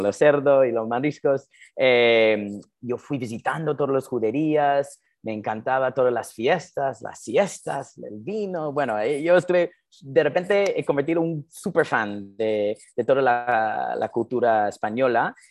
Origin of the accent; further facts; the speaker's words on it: New Jersey, United States; Spanish is a second language; moved away as an adult; also born or lived in Madrid / Miami; yo, yo he nacido y crecí en New Jersey, eh, hablando un poco hebreo, ah, mucho inglés, obviamente